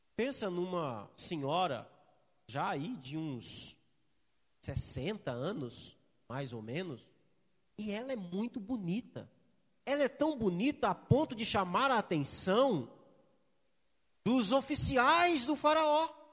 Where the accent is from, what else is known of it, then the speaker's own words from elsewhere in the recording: Espírito Santo, Brazil; Eu sou capixaba, gosto de peixe, de muqueca